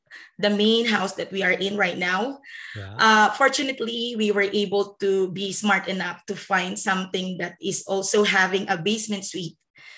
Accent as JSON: {"language": "English", "country": "Philippines", "moved": "as an adult", "lives_now": "Canada", "said": "I'm technically from the Philippines, and I came to Canada 2012. So that was 11 years ago"}